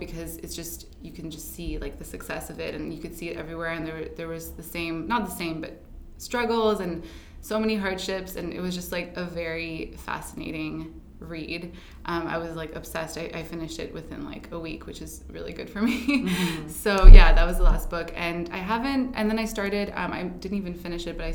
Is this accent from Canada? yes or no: yes; Ottawa, Ontario, Canada; moved away as an adult; now in Toronto, Canada; I grew up in Ottawa